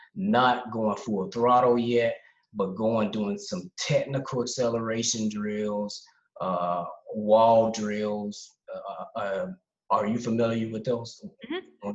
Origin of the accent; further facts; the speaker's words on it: Charlotte, North Carolina, United States; moved away as an adult; now in Essen, Germany; I'm originally from Charlotte, North Carolina. Uh, I've been in Germany